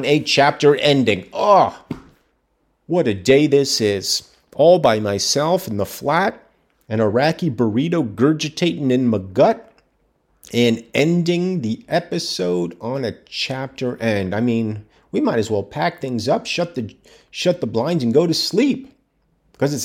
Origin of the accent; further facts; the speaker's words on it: United States; As an American